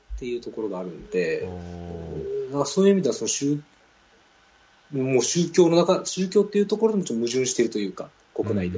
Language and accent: Japanese; Osaka, Japan; accent: Kansai-ben; moved away; 私はまあ大阪出身で、まあ、関西弁でどうしても頭の中は考えちゃってます